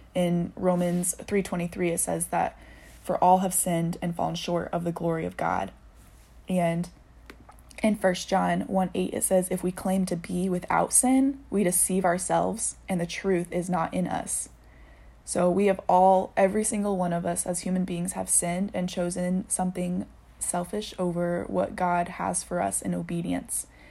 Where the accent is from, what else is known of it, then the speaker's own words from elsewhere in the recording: Indianapolis, Indiana, United States; also born or lived in Chicago area; now in Chicago, United States; I grew up in Indianapolis, dancing and going to school